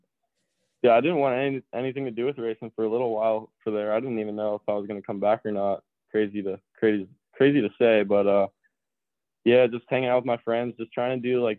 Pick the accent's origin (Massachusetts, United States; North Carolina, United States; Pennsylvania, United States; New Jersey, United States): Pennsylvania, United States; also born or lived in Canada; once I had to go back to school, yeah, I was back in Pennsylvania full time